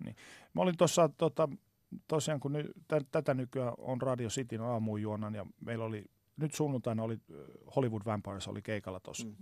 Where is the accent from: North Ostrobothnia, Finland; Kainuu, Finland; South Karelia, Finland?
North Ostrobothnia, Finland; Oulu; moved away; Mä oon siis Oulusta alun perin kotoisin